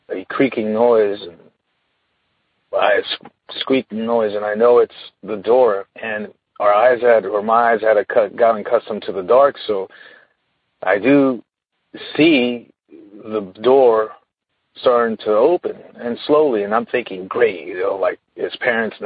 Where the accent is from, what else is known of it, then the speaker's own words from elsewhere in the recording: Sacramento, California, United States; I'm from Sacramento, California